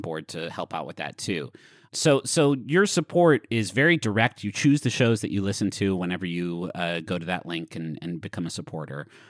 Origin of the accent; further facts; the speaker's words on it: Huntington, West Virginia, United States; moved away; also born or lived in Austin / Washington, D.C.; growing up in Huntington